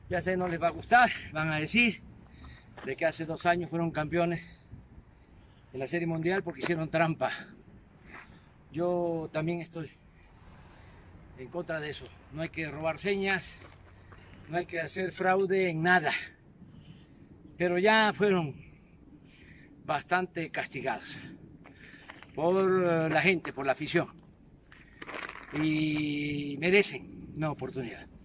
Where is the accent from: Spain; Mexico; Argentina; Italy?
Mexico; Eso sí, soy mexicano.